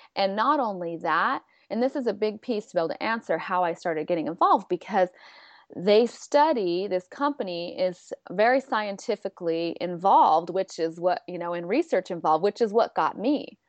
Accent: San Diego, California, United States; I'm from San Diego, California

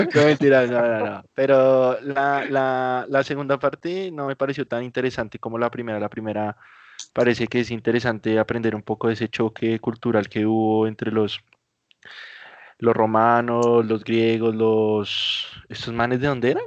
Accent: Colombia; yo soy colombiano, yo soy colombiano

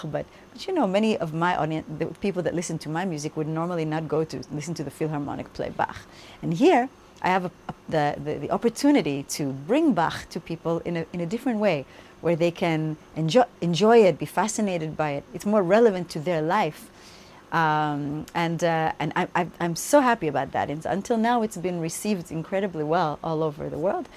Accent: United States; moved away; I grew up in the United States, and English is still my strongest language

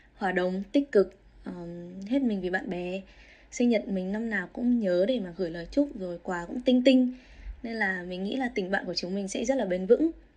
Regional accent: Vietnam; moved away as an adult; now in Australia; mình là người Việt thứ hai thứ ba ở đây nhận được offer

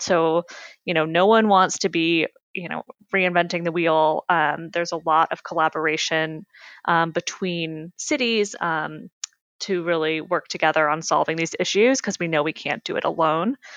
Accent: Harvard, Massachusetts, United States; I grew up in Massachusetts in a small town called Harvard, um, which is about um, an hour outside of Boston.

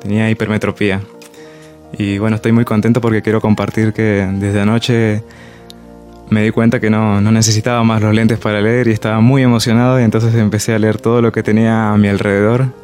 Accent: Peru; also born or lived in Mendoza, Argentina; vengo de Perú, 10 años viví en Mendoza, eh, me dedico a la gastronomía también hace, hace mucho tiempo.

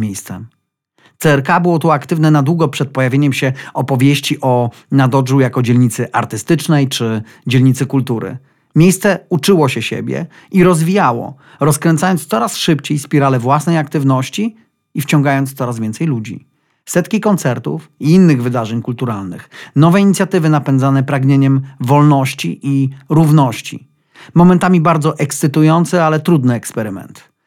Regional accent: Zielona Góra, Lubusz Voivodeship, Poland; now in Wrocław, Poland; wyprowadziłem się z rodzinnej Zielonej Góry i wylądowałem w wirze wielkomiejskiego życia

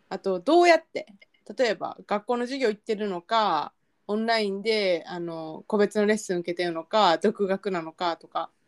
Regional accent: Kansai, Japan; accent: Kansai-ben; ボロクソ関西弁のままやった

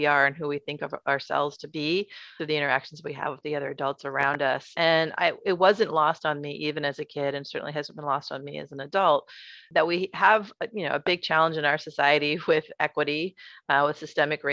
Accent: Berkeley, California, United States; I grew up in Berkeley in the 70s and 80s

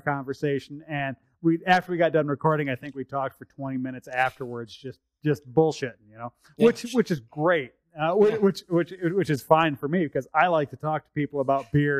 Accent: United States; now in Canada; I'm originally from the States

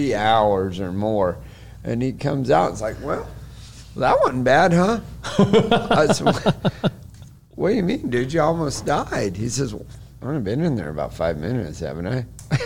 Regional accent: Oklahoma, United States; No, I'm

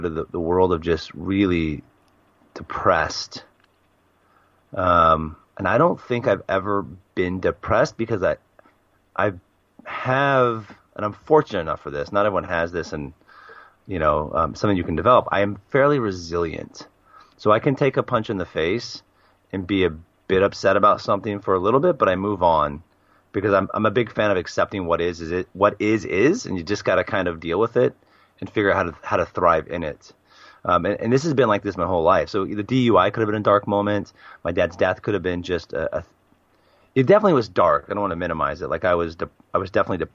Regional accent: Portland, Oregon, United States; moved away as an adult; also born or lived in Australia / Japan; now in Al Ain, United Arab Emirates; Born and raised in Portland, Oregon

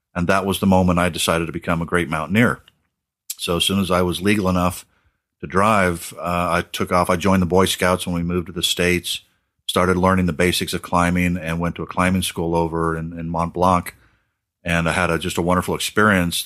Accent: Australia; growing up in Australia

